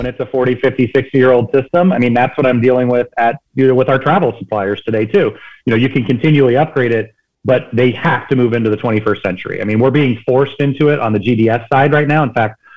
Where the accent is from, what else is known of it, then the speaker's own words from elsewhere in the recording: California, United States; I'm from California